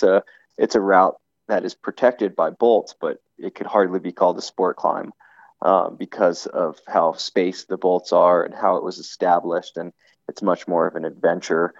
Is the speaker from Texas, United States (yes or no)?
no; Miami, Florida, United States; I grew up in Florida